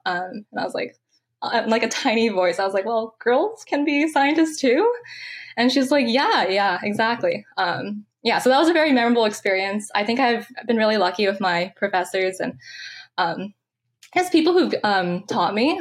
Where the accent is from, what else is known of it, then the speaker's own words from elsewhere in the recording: San Francisco, California, United States; I'm from San Francisco, California. Um, I actually grew up really close to Golden Gate Park, actually two blocks away